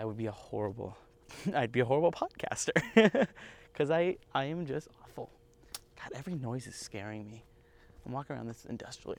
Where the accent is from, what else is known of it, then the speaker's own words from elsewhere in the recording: United States; I'm American.